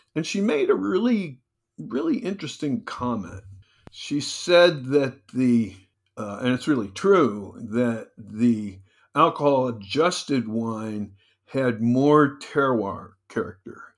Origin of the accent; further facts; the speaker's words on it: New Jersey, United States; now in California, United States; I'm from Jersey